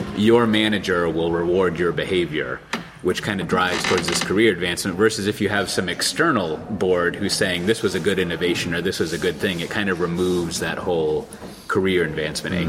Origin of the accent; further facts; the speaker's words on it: Austin, Texas, United States; my hometown of Austin, Texas